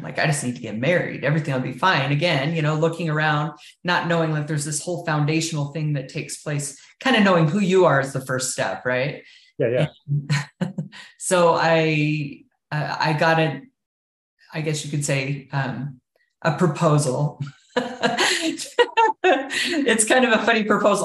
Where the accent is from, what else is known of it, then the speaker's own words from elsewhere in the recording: Richfield, Utah, United States; I grew up in Richfield in southern Utah, small town out on the outskirts of that town.